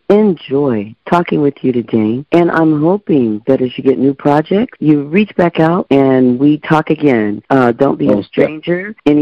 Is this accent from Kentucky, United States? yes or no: no; Brooklyn, New York, United States; now in Norway; I'm from Brooklyn, living in Norway